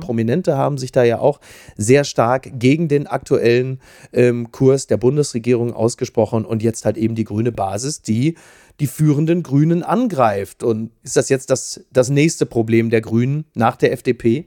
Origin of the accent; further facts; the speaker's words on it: Castrop-Rauxel, North Rhine-Westphalia, Germany; meiner Heimatstadt Kastrop-Rauxel